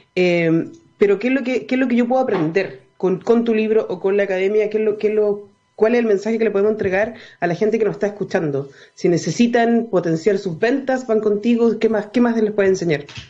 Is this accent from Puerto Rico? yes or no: no; Chile; also born or lived in Viña del Mar; los chilenos